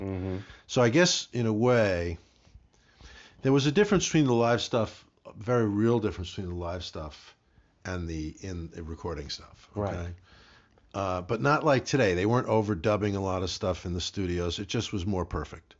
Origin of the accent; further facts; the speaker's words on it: Yonkers, New York, United States; also born or lived in Manhattan, New York City; grew up and raised in Yonkers, which is right outside